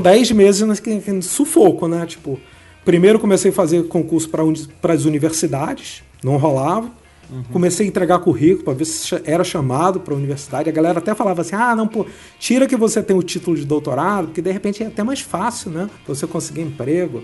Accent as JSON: {"language": "Portuguese", "region": "Rio de Janeiro", "country": "Brazil", "tie": "born or raised there", "said": "sou do Rio de Janeiro, sou carioca, nasci no Rio e fiz Unirio"}